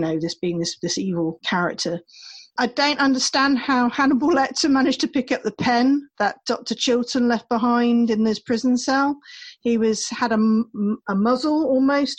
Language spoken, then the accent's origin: English; England, United Kingdom; accent: English; I've had Americans taking the mick out of my English accent